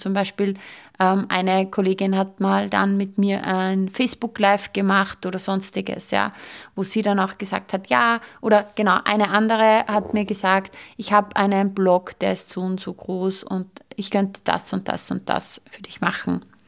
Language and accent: German; Austria; bei uns in Österreich